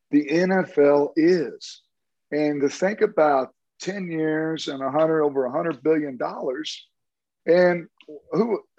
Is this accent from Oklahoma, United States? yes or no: yes; Tulsa, Oklahoma, United States; Oral Roberts, I'm from Tulsa, so I know all about Oral Roberts.